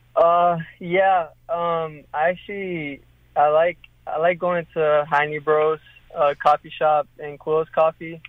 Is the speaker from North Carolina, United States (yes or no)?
yes; North Carolina, United States; now in Louisville, United States; I'm from North Carolina, so I know all the spots